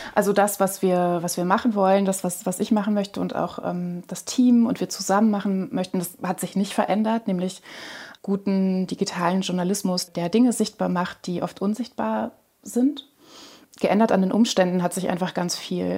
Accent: Lower Saxony, Germany; in Niedersachsen, wo ich aufgewachsen bin

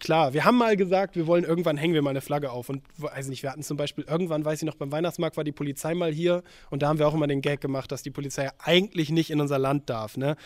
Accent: Lower Saxony, Germany; moved away as an adult; also born or lived in Hamburg; Also ich komme auch aus Niedersachsen

